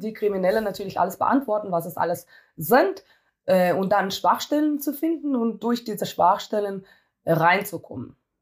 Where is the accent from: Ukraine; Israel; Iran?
Israel; moved away as an adult; now in Germany; ich komme aus Israel und äh, in Israel äh, muss jeder Militärdienst machen